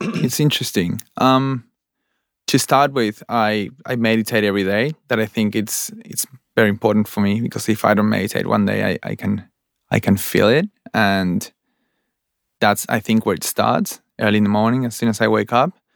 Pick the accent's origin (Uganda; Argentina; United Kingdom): Argentina; Buenos Aires; moved away as an adult; now in Australia; I'm from Argentina, Buenos Aires, Argentina, and I came to Australia four years ago